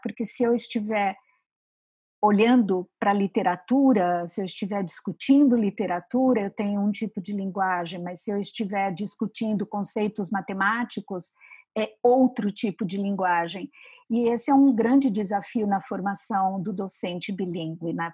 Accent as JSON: {"language": "Portuguese", "region": "São Paulo", "country": "Brazil", "said": "eu sou de São Paulo"}